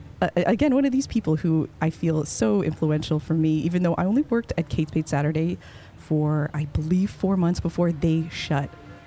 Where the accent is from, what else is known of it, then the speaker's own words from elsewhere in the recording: Canada; moved away as an adult; now in United States; I'm a Canadian.